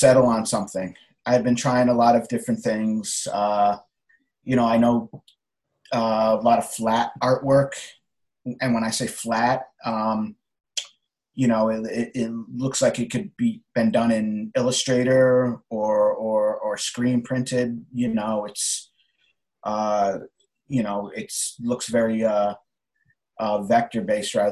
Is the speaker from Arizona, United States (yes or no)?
no; Connecticut, United States; now in New York City, United States; I was born in Connecticut and living in New York City now